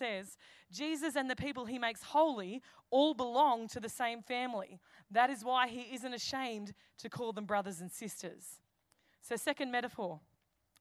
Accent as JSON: {"language": "English", "town": "Campbelltown", "region": "New South Wales", "country": "Australia", "said": "I'm an Aussie. I'm a fair dinkum, true blue, 2560 Aussie, Campbelltown."}